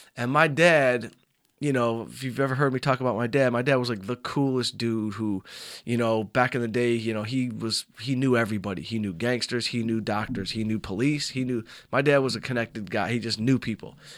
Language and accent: English; Southfield, Michigan, United States; I grew up in Southfield, Michigan